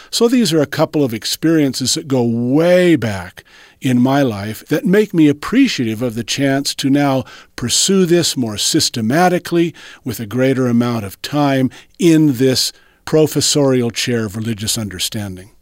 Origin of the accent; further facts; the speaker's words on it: Southern California, United States; It goes back to my teenage years when I grew up in Southern California